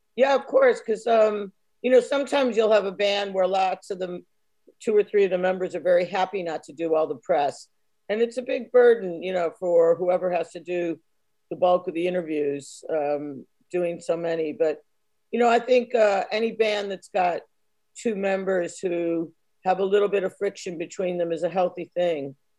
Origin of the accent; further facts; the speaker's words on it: United States; moved away; being American